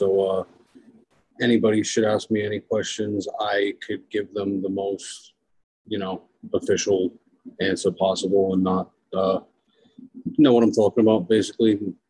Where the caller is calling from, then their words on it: Providence, Rhode Island, United States; I'm coming in from Rhode Island, Greater Providence area.